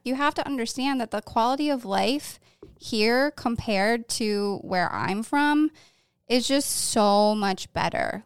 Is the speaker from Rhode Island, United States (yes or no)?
no; Syracuse, New York, United States; moved away as an adult; also born or lived in Thousand Islands; now in Wilmington, United States; I'm from the Syracuse area and also the Thousand Islands.